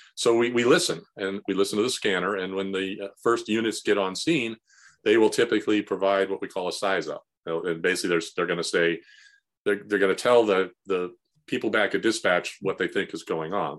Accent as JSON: {"language": "English", "area": "San Fernando Valley", "region": "California", "country": "United States", "tie": "born or raised there", "said": "I grew up in the San Fernando Valley, um, in the sixties and seventies"}